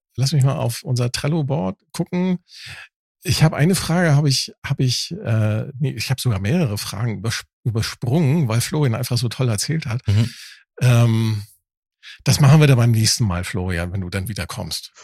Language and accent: German; Northern Germany, Germany; also born or lived in Hamburg; als Norddeutscher, ne, äh, als Plattländler